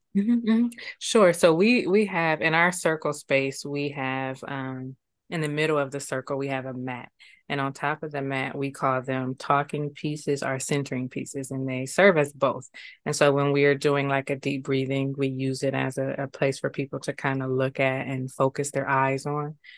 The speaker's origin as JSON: {"language": "English", "town": "Columbus", "region": "Ohio", "country": "United States", "tie": "born or raised there", "moved": "yes", "lives_now": "Akron, United States", "said": "born and raised in Columbus."}